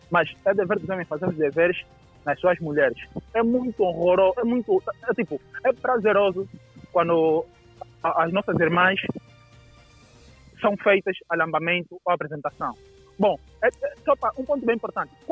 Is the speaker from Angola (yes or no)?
yes; Angola; nós como angolanos